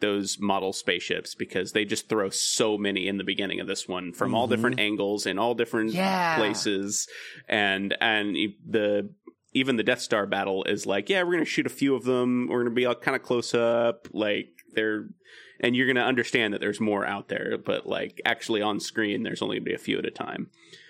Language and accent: English; California, United States; I loved watching the snow stuff because I'm from Southern California. As a kid, I never saw snow, really.